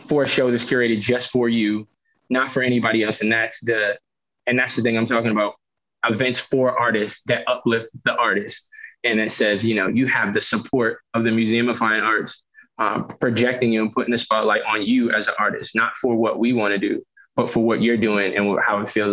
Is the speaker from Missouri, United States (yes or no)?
no; Boston, Massachusetts, United States; I grew up in Roxbury